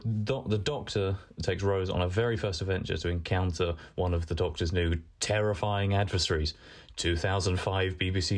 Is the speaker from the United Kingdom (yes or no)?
yes; Southend-on-Sea, East of England, United Kingdom; I come from Southend.